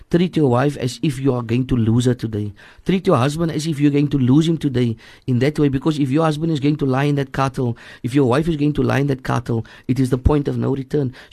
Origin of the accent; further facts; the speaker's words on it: Cape Town, Western Cape, South Africa; also born or lived in District Six, Cape Town; I grew up in in Hanover Park. We were thrown out of District Six at a very early age, so we were thrown into Hanover Park.